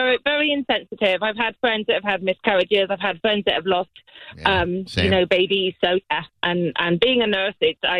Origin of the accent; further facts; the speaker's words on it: Bristol, South West England, United Kingdom; moved away; Originally, Bristol, southwest Miss England.